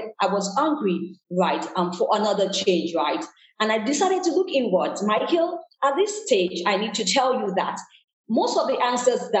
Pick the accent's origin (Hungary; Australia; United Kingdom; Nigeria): Nigeria; moved away as an adult; also born or lived in Canada / New York / Lagos; I was born in Nigeria, West Africa